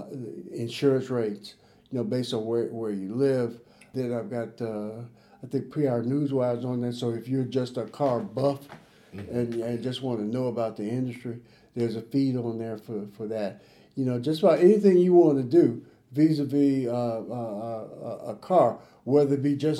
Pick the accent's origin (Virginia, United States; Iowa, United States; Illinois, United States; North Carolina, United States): Illinois, United States; Chicago; I grew up in Chicago